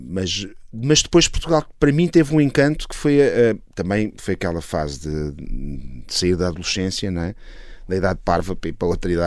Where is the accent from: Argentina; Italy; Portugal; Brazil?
Italy; bom, eu sou italiano, uh, na verdade.